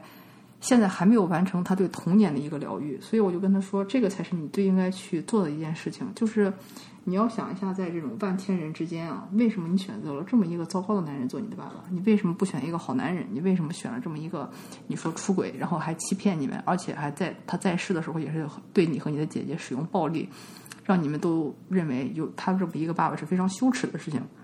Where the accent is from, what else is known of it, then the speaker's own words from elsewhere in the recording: China; now in United States; 我就是中国人啊，然后我又在美国生活了一半儿的时间